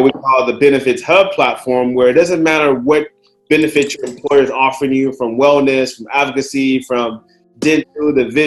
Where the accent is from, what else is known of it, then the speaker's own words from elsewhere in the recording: Chicago, Illinois, United States; moved away as an adult; also born or lived in Orange County, California; now in Los Angeles, United States; I grew up in Chicago, playing a lot of sports, basketball and swimming